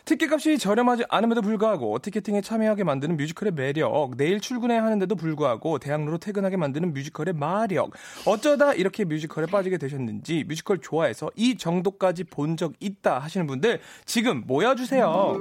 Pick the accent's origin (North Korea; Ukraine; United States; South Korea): United States; New York; moved away; 제가 또 브로드웨이 뉴욕 출신이잖아요.